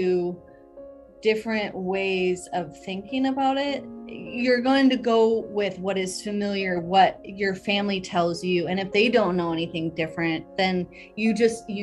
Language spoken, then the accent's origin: English; Detroit, Michigan, United States; now in Spokane, United States; I am was born and raised in Detroit, Michigan